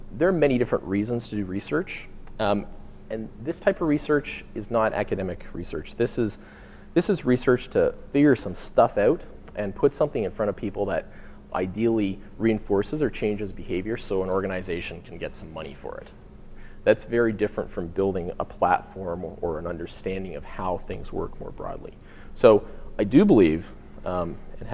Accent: Canada; we're from Canada

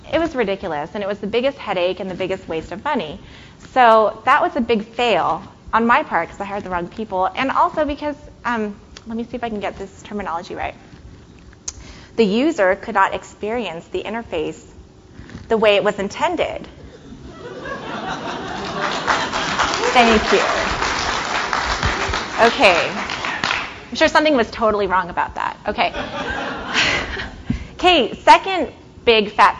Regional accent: San Francisco, California, United States; now in Chicago, United States; I live in Chicago-ish. I live west of Chicago. And I grew up in San Francisco

